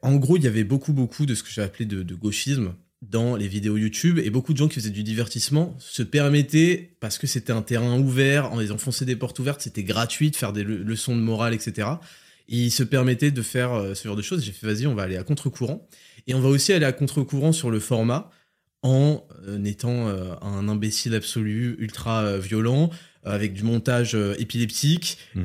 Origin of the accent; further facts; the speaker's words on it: France; je suis né en France. Hein, mes parents viennent d'Algérie